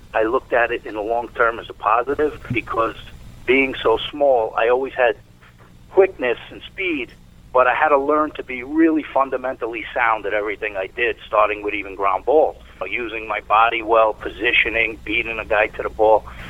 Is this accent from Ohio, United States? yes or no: no; New York City, New York, United States; also born or lived in Fort Washington, Long Island, New York; for the first uh, 12 years of my life, I grew up in East Harlem, New York.